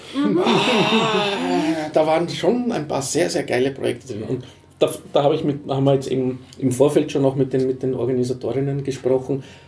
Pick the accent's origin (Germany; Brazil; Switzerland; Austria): Austria; Vienna; als Wiener